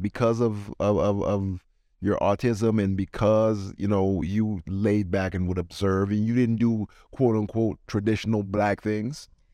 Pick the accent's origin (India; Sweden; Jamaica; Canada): Jamaica; I'm from Jamaica